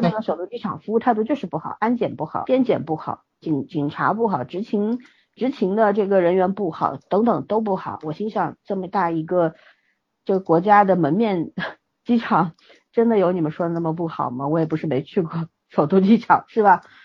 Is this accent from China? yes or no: yes; China; 咱们是在强队长大的人